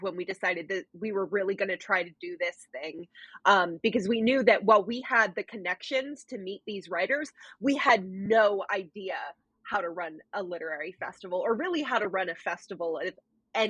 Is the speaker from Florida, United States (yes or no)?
no; Austin, Texas, United States; moved away as an adult; also born or lived in Conway, Arkansas / Oxford, Mississippi; I grew up in Austin, Texas